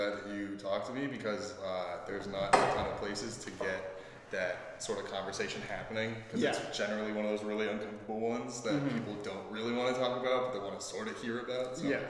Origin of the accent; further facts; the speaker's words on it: Oakland, California, United States; moved away as an adult; I'm from Oakland, California, originally, but I go to school out here because I wanted a change